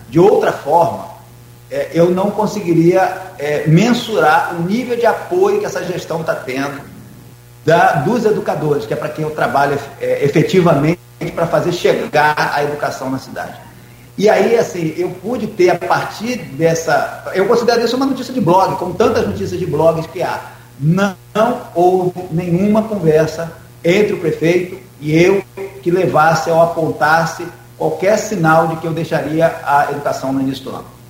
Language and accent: Portuguese; Campos dos Goytacazes, Rio de Janeiro, Brazil; moved away as an adult; also born or lived in Brasília; Sou de Campos, me afastei, estava fora, num projeto, num trabalho em Brasília. Volto para Campos